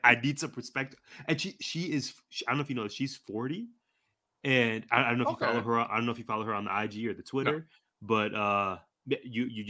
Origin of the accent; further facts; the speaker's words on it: Glendale, Arizona, United States; also born or lived in Tucson, Arizona; I went to the University of Arizona, which is about 2 hours south of my hometown. So I'm definitely a Phoenix, Glendale kid